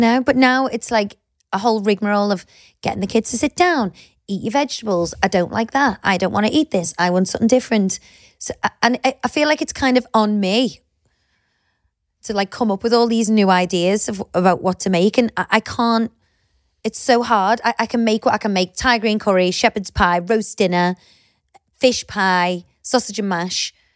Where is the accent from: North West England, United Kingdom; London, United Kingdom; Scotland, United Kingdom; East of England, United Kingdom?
North West England, United Kingdom; Liverpool; moved away as an adult; also born or lived in Cheshire; I'm from Liverpool